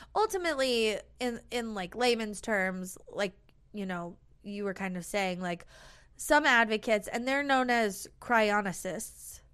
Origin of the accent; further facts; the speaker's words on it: United States; we're American